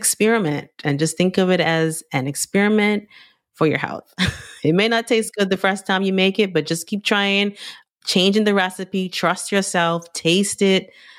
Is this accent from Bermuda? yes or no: yes; Bermuda; I'm Caribbean from Bermuda.